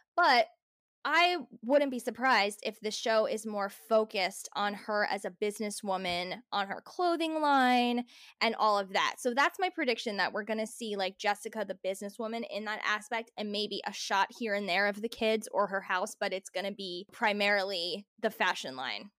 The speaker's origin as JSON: {"language": "English", "region": "New Jersey", "country": "United States", "tie": "born or raised there", "said": "growing up in New Jersey"}